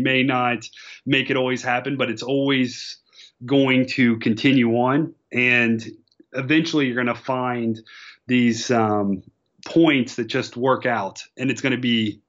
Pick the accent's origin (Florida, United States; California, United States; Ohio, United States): Ohio, United States; Cincinnati; moved away as an adult; also born or lived in New York; I grew up in Cincinnati.